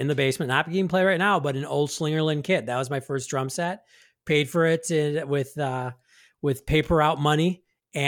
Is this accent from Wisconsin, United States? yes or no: yes; Milwaukee, Wisconsin, United States; I'm from Milwaukee